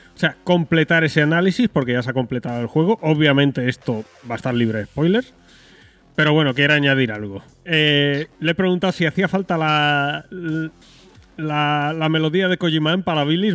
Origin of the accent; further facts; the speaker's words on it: Spain; yo soy muy español y mucho español